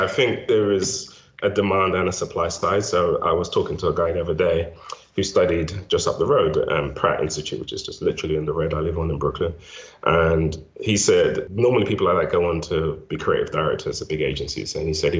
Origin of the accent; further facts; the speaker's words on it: London, United Kingdom; moved away as an adult; also born or lived in Nigeria; now in United States; I was born in Nigeria, grew up in South London, didn't come to the States until I was in my 30s